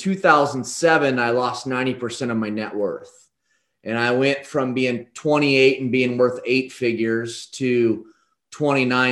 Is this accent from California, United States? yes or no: no; Damascus, Oregon, United States; in a small little town called Damascus, Oregon, is where I was born and raised